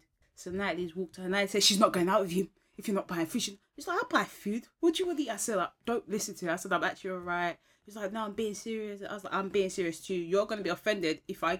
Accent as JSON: {"language": "English", "country": "Ghana", "said": "I'm Ghanaian."}